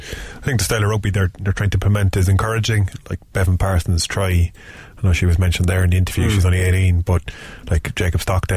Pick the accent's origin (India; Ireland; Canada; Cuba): Ireland; I remember going over as a Irish schoolboy to England